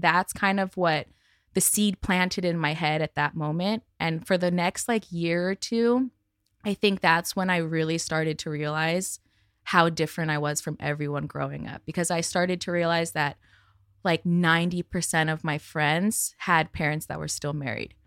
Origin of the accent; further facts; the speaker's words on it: Santa Monica, California, United States; I grew up in Santa Monica